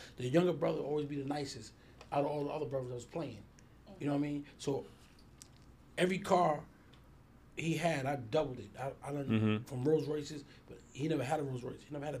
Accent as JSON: {"language": "English", "town": "New York City", "region": "New York", "country": "United States", "tie": "born or raised there", "said": "growing up in Queens"}